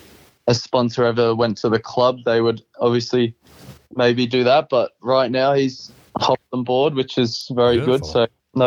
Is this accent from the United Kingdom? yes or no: yes; England, United Kingdom; Growing up, I was obsessed over in the UK